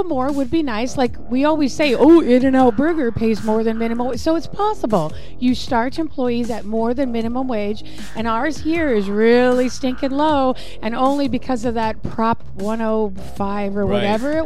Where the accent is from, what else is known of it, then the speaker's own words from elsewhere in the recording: British Columbia, Canada; I was born in British Columbia.